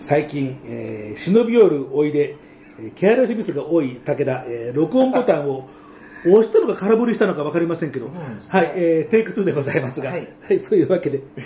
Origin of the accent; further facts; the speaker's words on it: Tokyo, Japan; 僕も、あの、東京生まれ、東京育ち